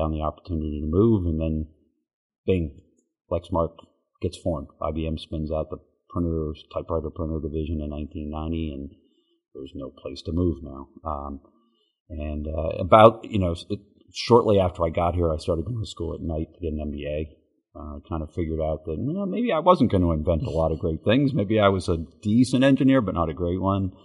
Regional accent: Lexington, Massachusetts, United States; moved away as an adult; now in Kentucky, United States; I grew up in Boston, outside of Boston, in the town of Lexington, the original Lexington, okay. And went to Lexington High School

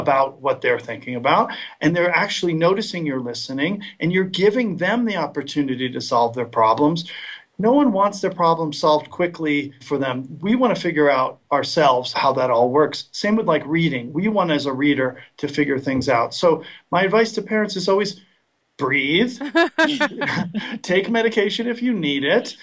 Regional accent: Westport, Connecticut, United States; moved away; my hometown of Westport, Connecticut

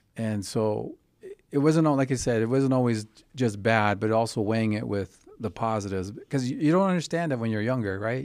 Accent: Fort Defiance, Arizona, United States; moved away; also born or lived in New Mexico; I was born on the Navajo Reservation in Fort Defiance, Arizona, which is just outside the capital of the Navajo Nation, which is Wind Rock.

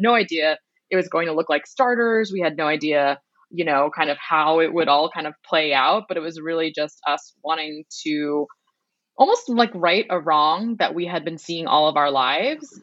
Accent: Boston, Massachusetts, United States; we grew up in Boston in a town that was actually 98% white as um, first gen Vietnamese Americans and daughters of refugees

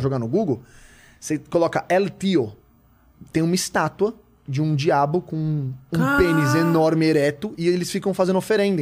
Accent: Osasco, São Paulo, Brazil; sou de lá.

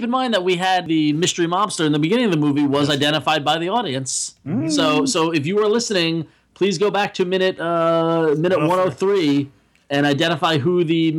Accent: Suffolk County, Long Island, New York, United States; I grew up in Suffolk.

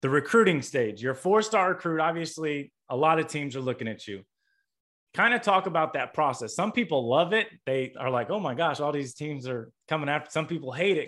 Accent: Indiana, United States; I grew up in Indiana

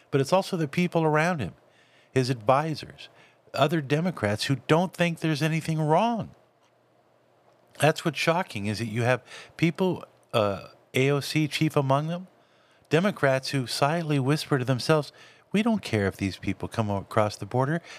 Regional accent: California, United States; also born or lived in Texas / Florida; I grew up in Southern California. Uh, I grew up in, in some areas of, of Dallas and Fort Worth, uh, and, and also in um, Florida, South Florida.

